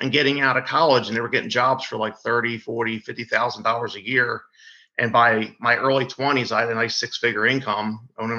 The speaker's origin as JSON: {"language": "English", "town": "Deptford", "region": "New Jersey", "country": "United States", "tie": "born or raised there", "also_born_or_lived": "Woodbury, New Jersey", "said": "I'm from Deptford, New Jersey, originally from Woodbury, New Jersey"}